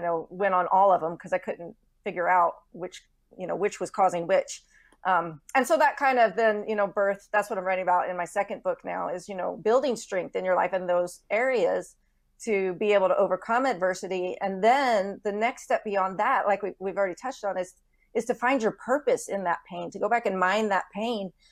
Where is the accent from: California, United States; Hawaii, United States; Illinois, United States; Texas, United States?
Texas, United States; moved away; I'm a native Texan